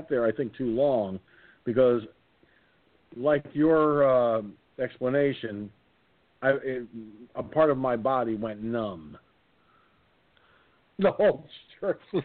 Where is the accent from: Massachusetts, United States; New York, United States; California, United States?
New York, United States; Peekskill; this church in Peekskill, my hometown, called Annsville Baptist Church